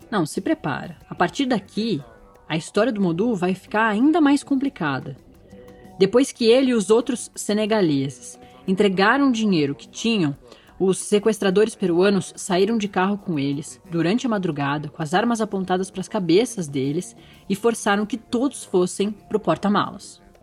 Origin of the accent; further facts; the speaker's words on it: São Paulo, Brazil; moved away as an adult; now in Brasília, Brazil; eu sou de São Paulo, da capital. Nascida na Avenida Paulista e criada na Vila Maria